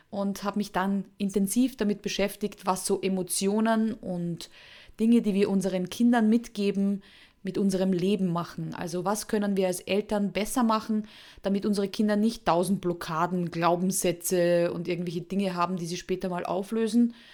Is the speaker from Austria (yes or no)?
yes; Austria; Also unschwer zu erkennen an meinem Akzent, obwohl ich mich immer sehr bemühe, ist, ich komme aus Österreich.